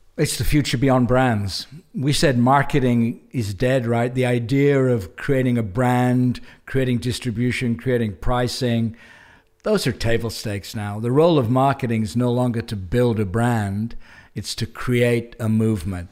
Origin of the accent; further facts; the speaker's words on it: England, United Kingdom; moved away as an adult; also born or lived in New Zealand; I left England, uh, as, pretty much as soon as I could when I was twenty-three, twenty-four.